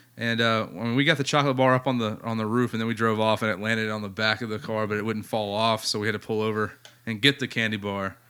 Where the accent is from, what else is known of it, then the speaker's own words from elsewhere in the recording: United States; I'm American